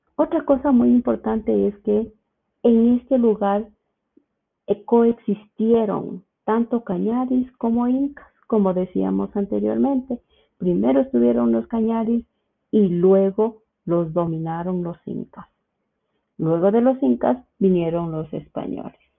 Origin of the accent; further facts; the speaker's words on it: Quito, Pichincha, Ecuador; soy de Quito, Ecuador